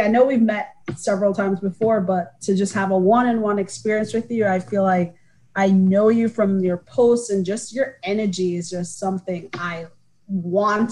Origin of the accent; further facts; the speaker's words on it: Kingston, Jamaica; moved away as an adult; now in United States; I am from Kingston, Jamaica, born and raised, came to the States for school